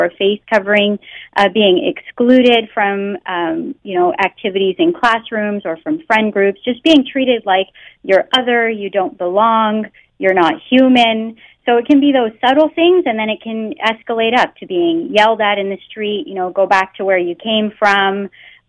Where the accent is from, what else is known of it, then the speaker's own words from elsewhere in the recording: Canada; first language English; I was born in Canada and I grew up speaking English, so I don't have an accent